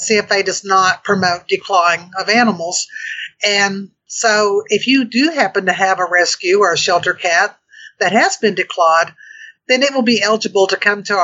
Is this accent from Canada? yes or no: no; Oklahoma, United States; I'm from Oklahoma